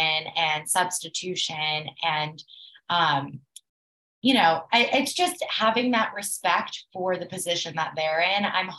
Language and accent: English; Atlanta, Georgia, United States; I'm from Atlanta, you know, the biggest, busiest airport in the world